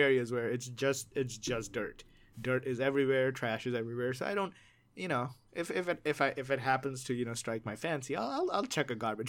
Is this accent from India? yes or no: yes; India; moved away; I grew up in India.